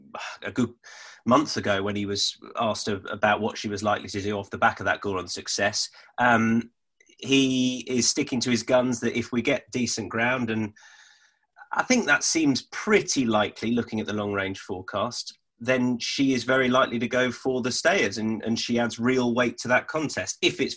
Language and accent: English; United Kingdom; as a Brit watching on